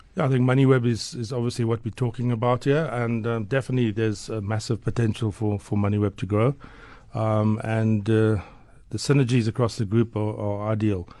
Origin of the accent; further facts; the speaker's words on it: Port Elizabeth, Eastern Cape, South Africa; moved away as an adult; now in Johannesburg, South Africa; growing up in Port Elizabeth